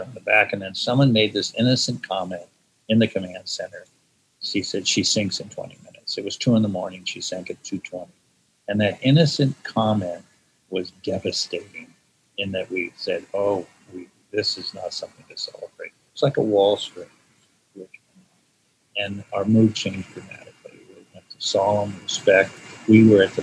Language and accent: English; California, United States; also born or lived in Kansas; I grew up in California